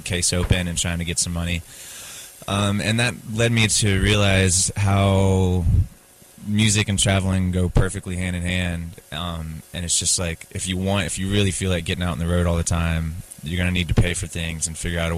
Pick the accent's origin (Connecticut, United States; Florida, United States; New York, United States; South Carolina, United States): South Carolina, United States; Columbia; I'm from Columbia, South Carolina